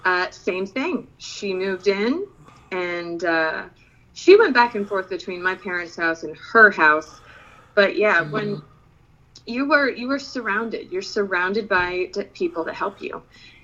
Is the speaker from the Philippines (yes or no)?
yes; Philippines; Then you talk to me, you're like, all right, you're confused. Or you grew up overseas. And it's a little bit of both.